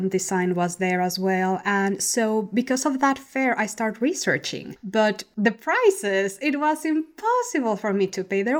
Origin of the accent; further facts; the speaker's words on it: Mexico City, Mexico; Well, I used to stay in a lot because the city is kind of like New York in the 80s.